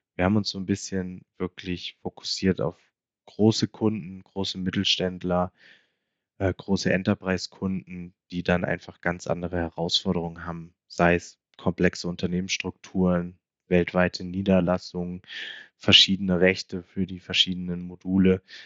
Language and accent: German; Hesse, Germany; now in Munich, Germany; bin ich ja dann doch äh, noch gebürtiger Hesse